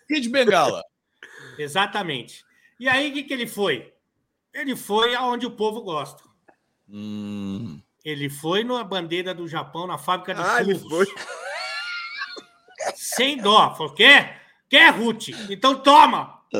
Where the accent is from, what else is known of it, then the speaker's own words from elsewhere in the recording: São Paulo, Brazil; Nós estamos numa turma, somos de São Paulo